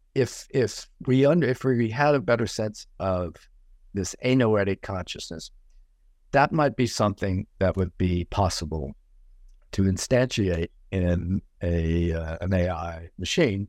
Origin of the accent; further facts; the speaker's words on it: Cajun country in South Louisiana, United States; now in New York, United States; my life growing up in Cajun country in South Louisiana